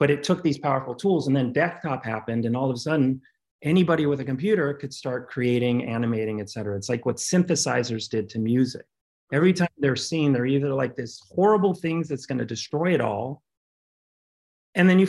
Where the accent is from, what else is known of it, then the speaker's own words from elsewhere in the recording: Cincinnati, Ohio, United States; moved away; also born or lived in Brooklyn, New York; I grew up in Cincinnati to a very creative household full of composers, artists, choreographers.